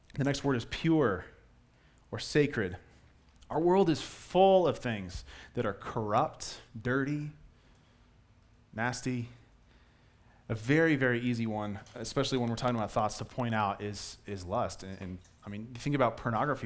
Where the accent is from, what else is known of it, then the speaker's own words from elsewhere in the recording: Colorado, United States; I was born and raised in Colorado